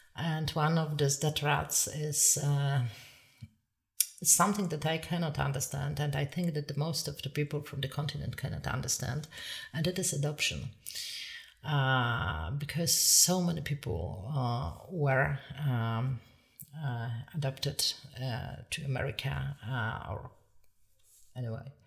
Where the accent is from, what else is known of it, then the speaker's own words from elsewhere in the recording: Poland; moved away as an adult; now in Ireland; I am from Poland, but uh, but actually my parents, nor of them is Polish